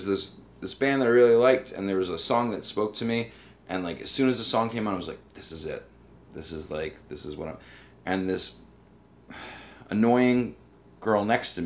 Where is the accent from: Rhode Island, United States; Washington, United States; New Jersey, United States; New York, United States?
Rhode Island, United States; moved away as an adult; I grew up in Rhode Island where there aren't, bands don't really come through